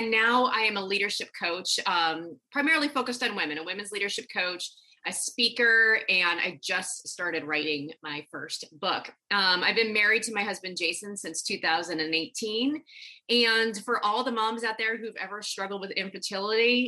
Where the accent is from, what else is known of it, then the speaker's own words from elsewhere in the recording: Nebraska, United States; I grew up in Nebraska